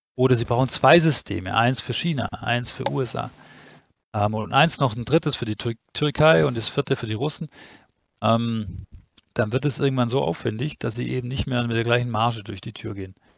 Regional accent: Stuttgart, Baden-Württemberg, Germany; ich komme ja offensichtlich aus Stuttgart

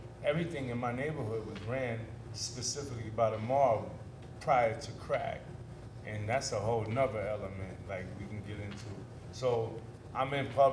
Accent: New York City, New York, United States; moved away as an adult; also born or lived in Bed-Stuy, Brooklyn / Red Hook, Brooklyn; now in Atlanta, United States; I came to Red Hook in 1978. I was like 10 years old. You know, we moved from Bed-Stuy, Brooklyn

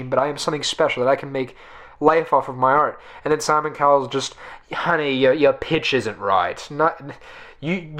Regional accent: United States; I'm an American

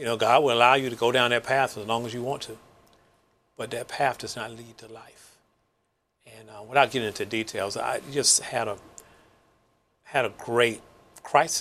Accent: Mississippi, United States; moved away as an adult; I was from Mississippi, segregated town. You know, we had black life. We had a white life. Very rarely did the two come together.

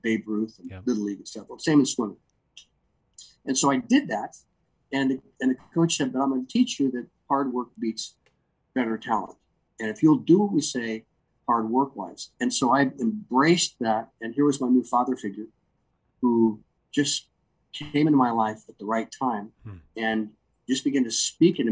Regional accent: Anaheim, California, United States; I was raised in Anaheim, inland

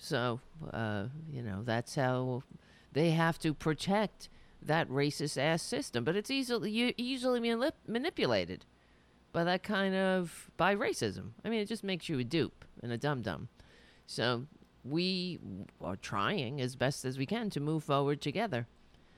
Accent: United States; being an American

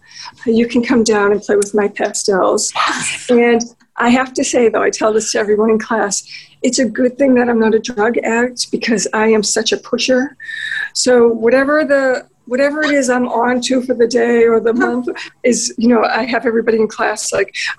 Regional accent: United States; accent: American; my American accent

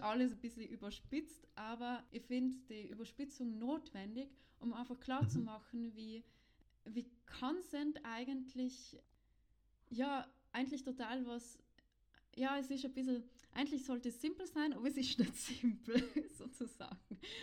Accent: South Tyrol, Trentino-Alto Adige, Italy; in Südtirol, wo ich aufgewachsen bin

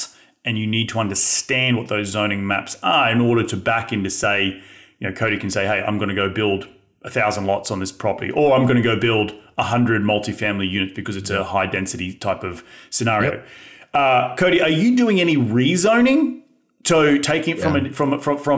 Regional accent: Australia; moved away as an adult; also born or lived in New York / Philadelphia / Los Angeles / Austin; now in United States; as being an Australian coming to the United States

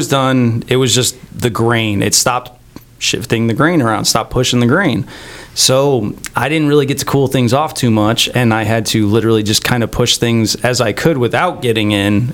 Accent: outside of Chicago, Illinois, United States; moved away as an adult; now in Houston, United States; I grew up outside of Chicago

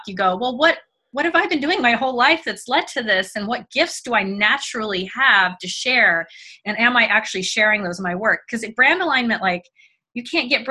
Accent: Mississippi, United States; also born or lived in Germany; I grew up in Mississippi and I had been born in Germany, lived until like I was 6 years old in Germany, went to German schools.

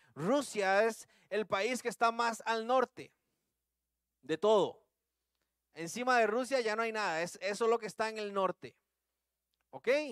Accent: Costa Rica; accent: Tico; usando el buen tico

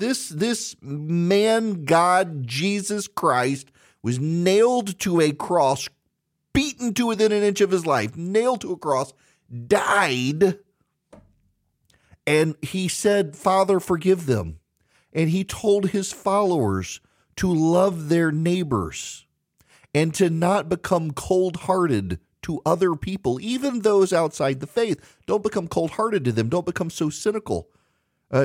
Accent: Louisiana, United States; I'm from Louisiana, and I didn't know that there were Catholics further north into Arkansas

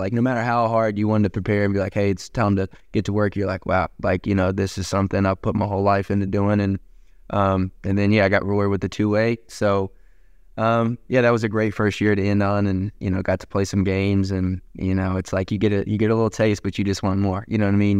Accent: Gate City, Virginia, United States; moved away; I'm from Gates City, Virginia

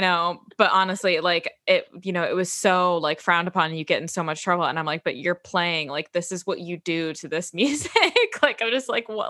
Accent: Chicago, Illinois, United States; growing up in Chicago

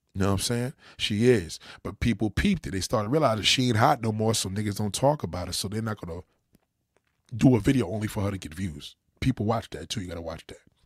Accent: New York, United States; also born or lived in Los Angeles; I'm a New Yorker

